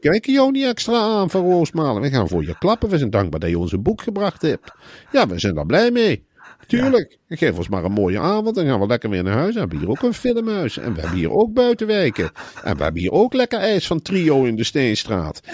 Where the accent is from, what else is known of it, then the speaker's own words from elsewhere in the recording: Emmen, Drenthe, Netherlands; Ik kom uit Emmen. De slechtste plek om te wonen in Nederland. Ik kom niet eens uit een mooie wijk in Emmen